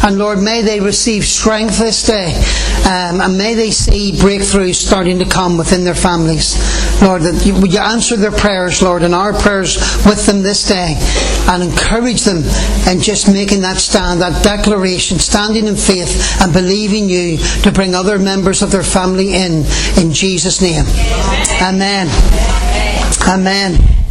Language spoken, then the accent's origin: English; Ireland; as Irish people